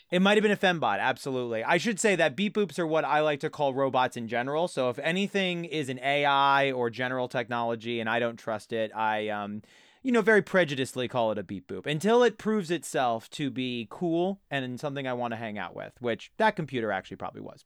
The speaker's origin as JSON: {"language": "English", "area": "Jersey Shore", "region": "New Jersey", "country": "United States", "tie": "born or raised there", "said": "I grew up on the Jersey Shore"}